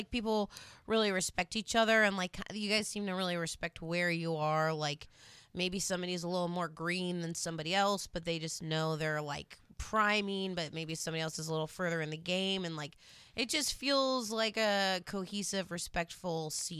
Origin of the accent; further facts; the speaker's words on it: Annapolis, Maryland, United States; moved away as an adult; also born or lived in Chicago / Los Angeles; I grew up in Annapolis. I went to Chicago in 2005. Then I went to Los Angeles for a few years. And now I'm back in Maryland.